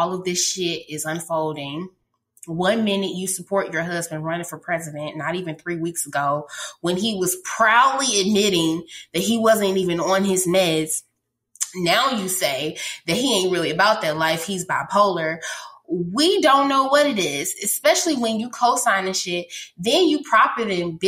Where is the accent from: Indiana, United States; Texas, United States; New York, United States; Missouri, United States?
Missouri, United States; St. Louis; I'm from St. Louis